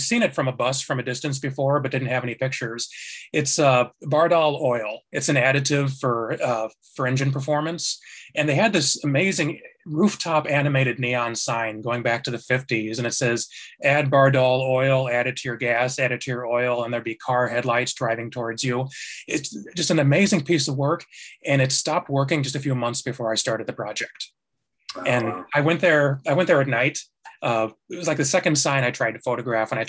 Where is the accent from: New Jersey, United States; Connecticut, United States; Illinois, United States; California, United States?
Illinois, United States; Chicago; moved away as an adult; now in Seattle, United States; I'm from Chicago originally. I've been in Seattle for about 7 years